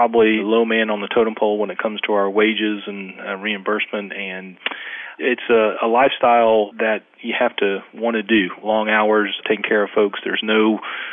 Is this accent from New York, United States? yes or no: no; Jacksonville, Florida, United States; now in Brooklet, Georgia, United States; I grew up in Jacksonville, Florida